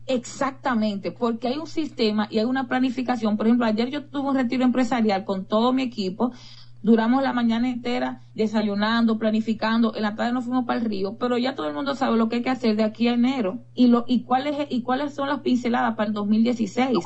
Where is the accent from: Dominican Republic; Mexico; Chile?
Dominican Republic; yo soy dominicana